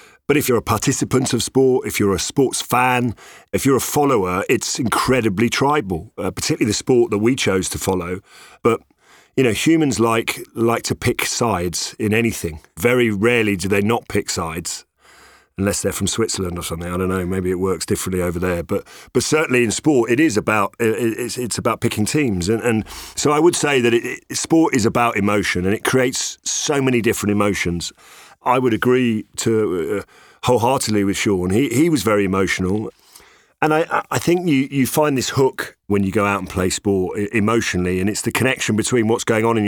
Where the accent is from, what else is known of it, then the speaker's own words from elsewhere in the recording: England, United Kingdom; born there; if you're half Irish, half Italian, that makes you quite a dangerous Englishman. Because obviously I was born here in England.